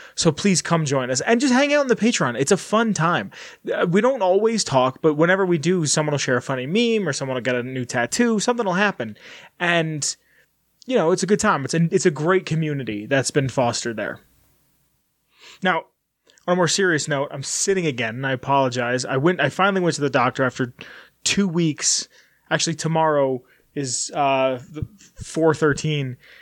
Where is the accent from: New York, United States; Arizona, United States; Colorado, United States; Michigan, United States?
New York, United States; New York City; moved away; we're from Brooklyn